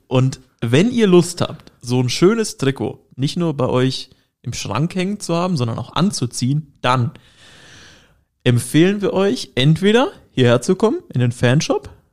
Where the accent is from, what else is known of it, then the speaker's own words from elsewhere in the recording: Hesse, Germany; moved away; bei uns in Hessen mit H, das Bundesland